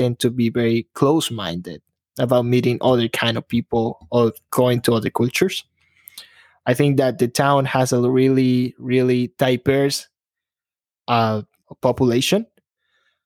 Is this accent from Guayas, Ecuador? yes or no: yes; Guayaquil, Guayas, Ecuador; moved away as an adult; now in Chicago, United States; Born and raised in Ecuador, guys. I was born in a small city, Guayaquil. I came to Chicago about 9 years ago, almost 10.